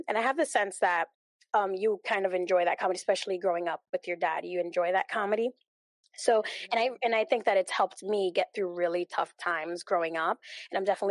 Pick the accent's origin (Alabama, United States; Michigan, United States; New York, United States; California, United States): New York, United States; I'm Dominican. I was born and raised in New York